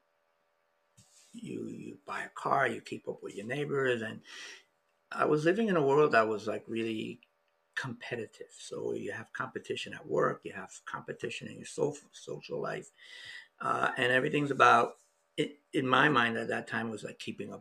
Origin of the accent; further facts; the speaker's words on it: New York, United States; moved away; also born or lived in Florida; I was born in the South Bronx. From a European mom and a dad that was half indigenous. So growing up in the South Bronx had its challenges